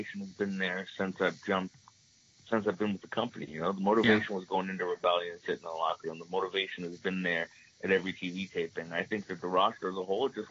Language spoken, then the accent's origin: English; Toronto, Ontario, Canada; growing up in Toronto